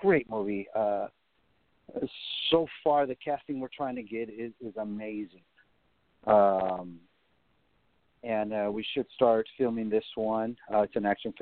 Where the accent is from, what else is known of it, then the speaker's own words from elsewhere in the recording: Monterey, California, United States; moved away as an adult; now in Los Angeles, United States; I'm from Monterey, California, by the way. You know, born and raised there pretty much